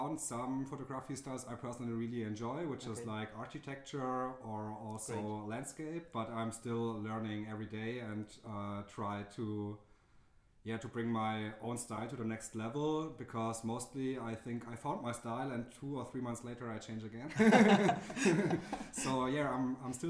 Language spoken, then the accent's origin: English; Stuttgart, Baden-Württemberg, Germany; born or raised there; moved away as an adult; now in Berlin, Germany